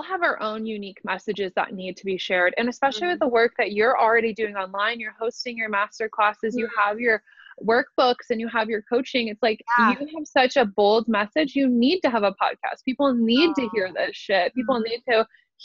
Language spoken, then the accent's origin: English; Omaha, Nebraska, United States; also born or lived in Lincoln, Nebraska; I go to college in Lincoln, which is 45 minutes away from my hometown. I live in Nebraska. I'm from Omaha